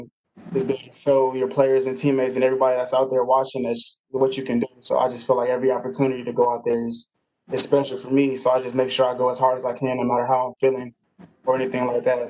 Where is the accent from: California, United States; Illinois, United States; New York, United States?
California, United States; Los Angeles area; growing up in the Los Angeles area